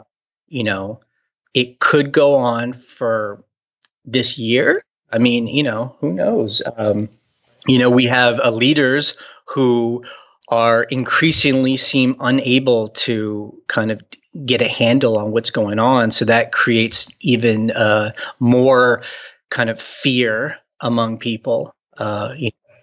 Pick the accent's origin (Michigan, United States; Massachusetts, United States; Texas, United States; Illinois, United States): Texas, United States; Houston; also born or lived in New York / San Francisco; now in Luray, United States; I grew up in Houston, Texas